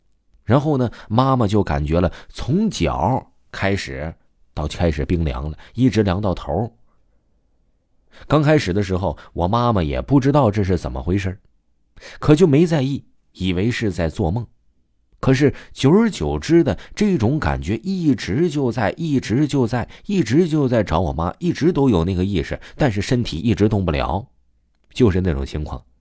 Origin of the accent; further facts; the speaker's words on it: Guangdong, China; 我们家是潮汕那边的，我们呢也是信佛教的。